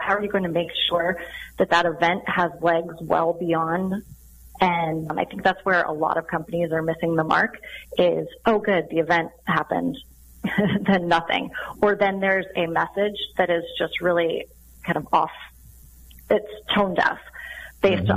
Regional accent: Sun Valley, Idaho, United States; I grew up in Sun Valley, Idaho

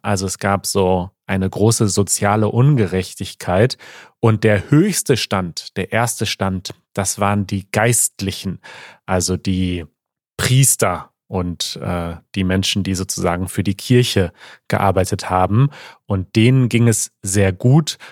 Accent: Germany; ich bin nicht stolz darauf, deutsch zu sein

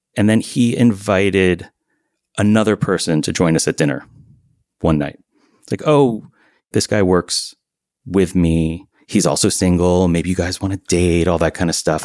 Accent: Miami, Florida, United States; also born or lived in Vermont; now in Beacon, United States; until I was eight years old, I spent half the year in Vermont and half the year in Miami. And then when I was eight, they married each other again. And we lived in Miami

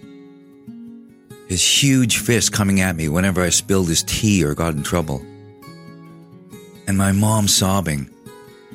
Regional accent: Prince Rupert, British Columbia, Canada; I'm First Nations from the Tsimshian Nation. I live in Prince Rupert, British Columbia

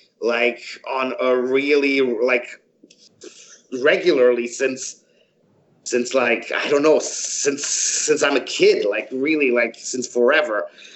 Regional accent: Canada; also born or lived in Croatia / Frankfurt, Germany; now in Los Angeles, United States; I was born in Croatia, grew up in Canada, and lived in Germany for the great part of my life, but I am not German. I'm Canadian-Croatian, actually.

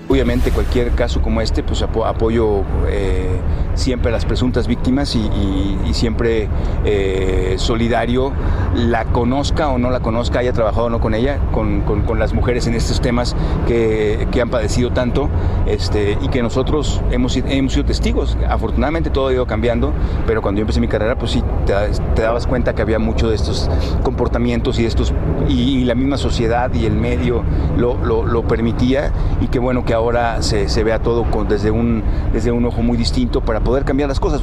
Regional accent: northern Mexico, Mexico; Yo soy norteño

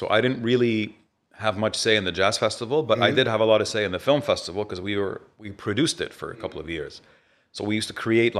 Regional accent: Riyadh, Riyadh Province, Saudi Arabia; moved away as an adult; also born or lived in Beirut; now in Dubai, United Arab Emirates; I grew up in Riyadh.

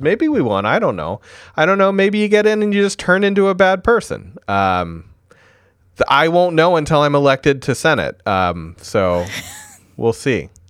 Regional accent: Vermont, United States; my home state

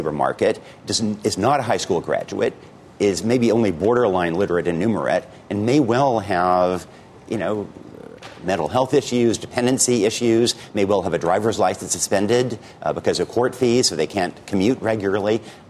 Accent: Oregon, United States; so my town is rural Oregon

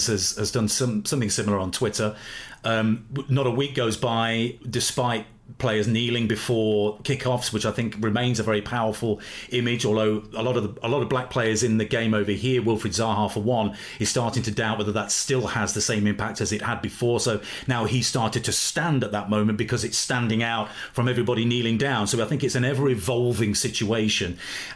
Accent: Leicester, East Midlands, United Kingdom; I'm from Leicester

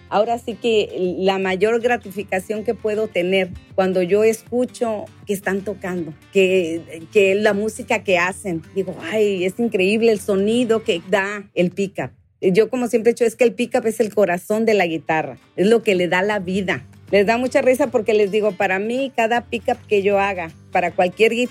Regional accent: Mexicali, Baja California, Mexico; also born or lived in Michoacán; yo nací en Michoacán, soy nacida en Michoacán, este, y de ahí a la semana, mis papás vivían en Mexicali. A la semanita de nomás me llevaron a nacer allá.

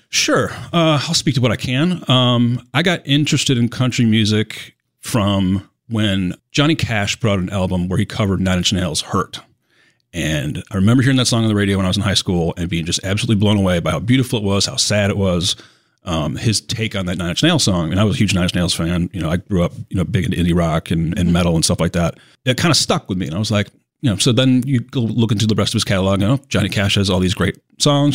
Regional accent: Syracuse, New York, United States; moved away; I'm originally from Syracuse, New York

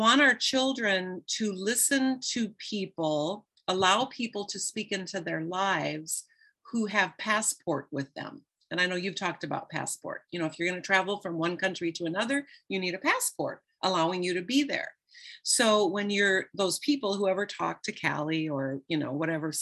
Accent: Midwest, United States; And I grew up in the Midwest in a small town.

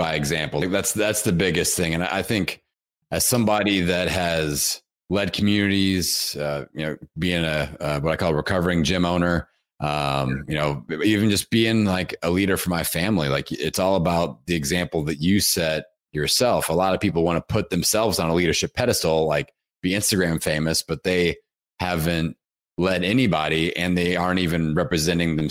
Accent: Bloomington, Indiana, United States; my hometown, Bloomington, Indiana

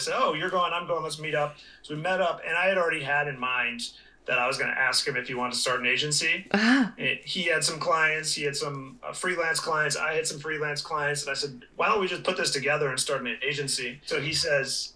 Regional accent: Chicago, Illinois, United States; moved away as an adult; also born or lived in Costa Rica / New York City / California; I grew up in Chicago

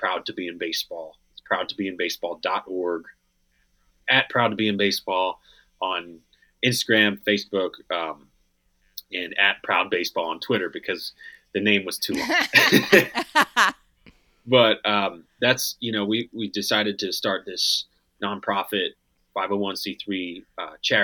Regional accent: Pennsylvania, United States; Growing up in Pennsylvania

